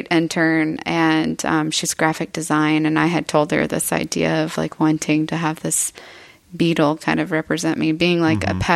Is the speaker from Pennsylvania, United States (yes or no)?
no; Eagle Lake, Texas, United States; I'm born and raised here in Texas. Mm-hmm. Uh, I grew up in Eagle Lake, Texas, which is a hunting and farming community.